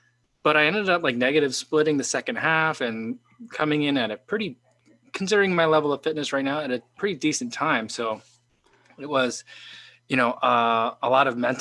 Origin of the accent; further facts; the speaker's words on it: Illinois, United States; also born or lived in Chicago; my home state, Illinois